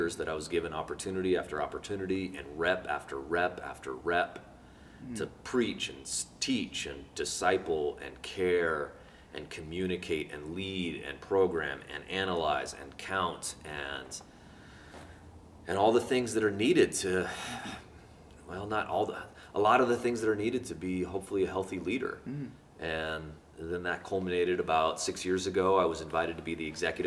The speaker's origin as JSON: {"language": "English", "town": "Homer", "region": "Alaska", "country": "United States", "tie": "born or raised there", "also_born_or_lived": "Ashland, Oregon", "moved": "as an adult", "said": "I grew up in Homer, Alaska. I was born and raised"}